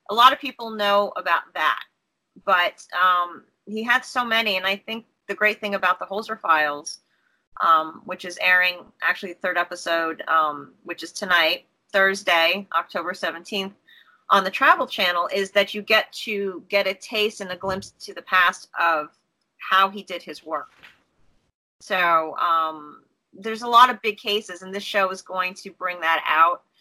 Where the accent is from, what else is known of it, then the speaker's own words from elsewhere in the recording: New York, United States; So you've always been in New York, right? I'm a New Yorker.